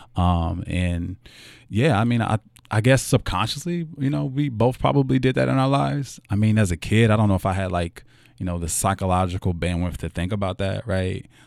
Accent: Louisville, Kentucky, United States; I was born here in Louisville, Kentucky, in, uh, in the West End. Um, my mother still lives there

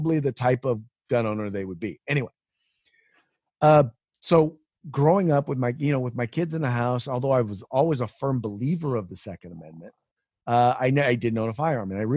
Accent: San Francisco Bay Area, California, United States; also born or lived in Chico, California / Sacramento, California; Born and raised in the People's Republic of California

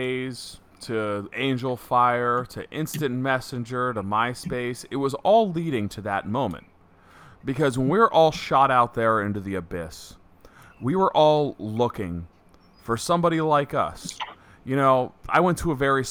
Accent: South Texas, United States; I was born in South Texas

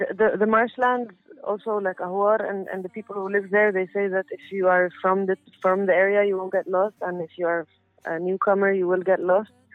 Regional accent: Cairo, Cairo Governorate, Egypt; I'm a musician from Cairo, where I grew up

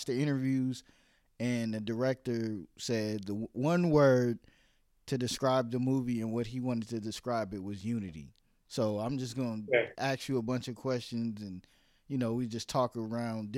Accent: New York City, New York, United States; moved away; also born or lived in Virginia; I was born in New York City in the 80s.

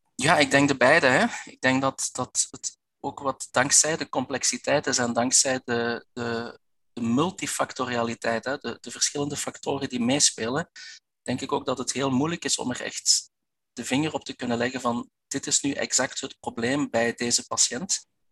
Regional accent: Belgian Limburg, Flanders, Belgium; Ik ben een Belg, dat dat je al wel gehoord. Ik kom uit, eh, uit Belgisch Limburg.

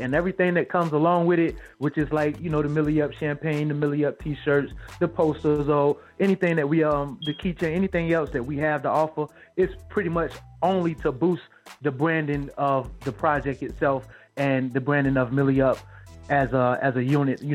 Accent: Wilmington, North Carolina, United States; also born or lived in Greensboro, North Carolina / Raleigh, North Carolina; now in Charlotte, United States; my hometown, Wilmington, North Carolina. For Charlotte, North Carolina, where I live now.

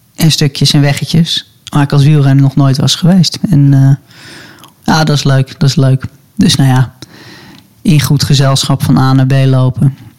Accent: Hilversum, North Holland, Netherlands; ik ben opgegroeid in de Hilversumse Meent, daar in de buurt.

